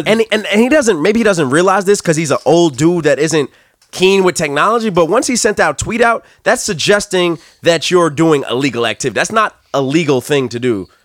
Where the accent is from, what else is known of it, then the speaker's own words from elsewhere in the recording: New York, United States; I'm from New York